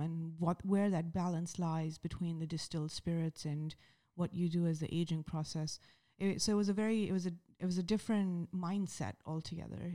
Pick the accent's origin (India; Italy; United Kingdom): India; Mumbai, Maharashtra; moved away; I'm a kid from Mumbai